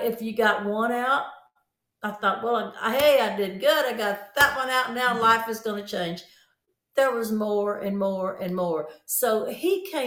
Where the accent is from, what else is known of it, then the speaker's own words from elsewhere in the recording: Shreveport, Louisiana, United States; I'm from Shreveport, Louisiana, an old country girl